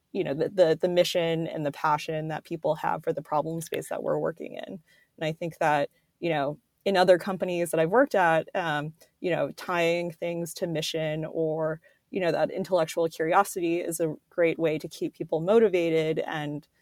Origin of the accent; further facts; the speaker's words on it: South Florida, United States; I was born and raised in South Florida